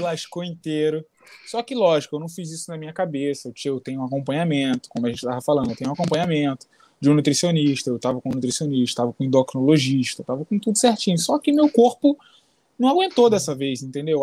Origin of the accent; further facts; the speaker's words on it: Brazil; Eu sou brasileiro, faço jiu-jitsu, mas não sou do jiu-jitsu